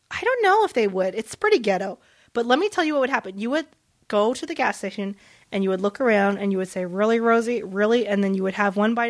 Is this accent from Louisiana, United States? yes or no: yes; New Orleans, Louisiana, United States; born or raised there; first language Vietnamese; English is a second language; now in Southern California, United States